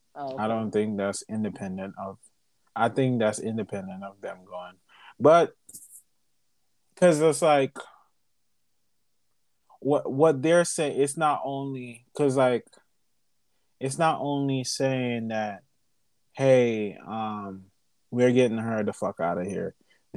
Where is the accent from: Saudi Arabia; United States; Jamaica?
Jamaica